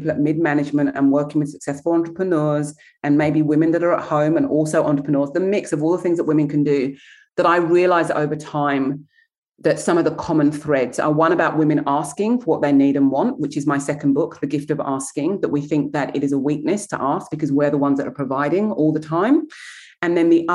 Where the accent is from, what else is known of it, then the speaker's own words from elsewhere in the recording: England, United Kingdom; moved away as an adult; now in Australia; I come from England